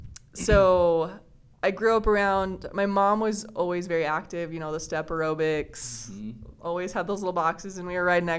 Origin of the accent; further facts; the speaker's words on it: Riverton, Utah, United States; also born or lived in Twin Falls, Idaho; I was born and raised in Riverton.